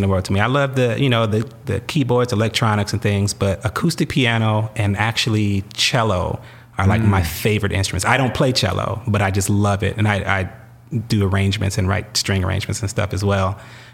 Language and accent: English; Fort Wayne, Indiana, United States; moved away as an adult; now in Los Angeles, United States; I was born and raised in Fort Wayne, Indiana